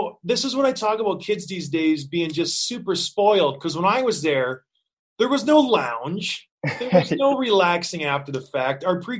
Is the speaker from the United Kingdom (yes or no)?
no; Edmonton, Alberta, Canada; I'm from Edmonton.